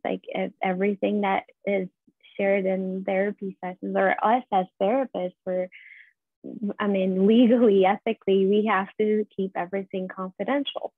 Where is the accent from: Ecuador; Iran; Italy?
Iran; moved away as an adult; now in United States; was born and raised in Iran. I was living there till I was 24. So moved here 10 years ago